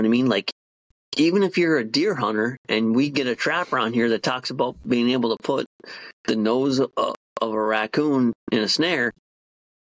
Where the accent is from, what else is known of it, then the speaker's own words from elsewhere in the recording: Upper Peninsula, Michigan, United States; accent: Yooper; moved away; my Uber accent gets stronger for a couple of weeks